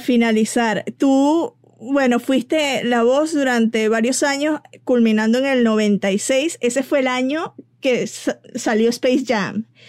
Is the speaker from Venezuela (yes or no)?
yes; Venezuela; moved away; como decimos en Venezuela